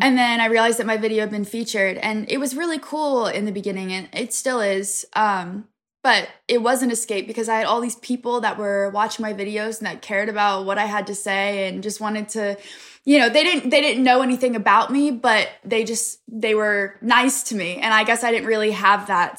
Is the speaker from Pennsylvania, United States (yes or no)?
yes; Pennsylvania, United States; I'm from a really small town in Pennsylvania